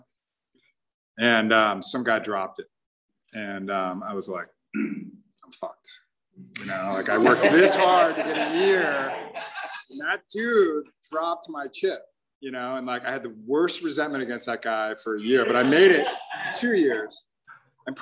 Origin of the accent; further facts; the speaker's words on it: South Orange County, California, United States; I was born and raised here in South Orange County